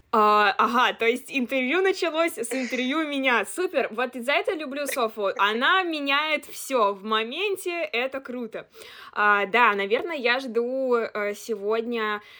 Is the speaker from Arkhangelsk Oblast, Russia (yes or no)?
no; Chelyabinsk, Chelyabinsk Oblast, Russia; moved away as an adult; now in Moscow, Russia; Я из Челябинска, но уже год живу и учусь в Москве на журналистике в Вышке